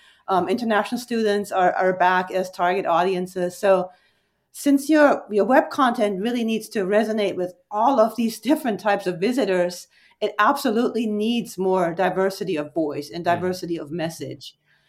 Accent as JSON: {"language": "English", "country": "Germany", "tie": "born or raised there", "second_language": "English", "said": "And I'm originally, fun fact, born and raised in Germany."}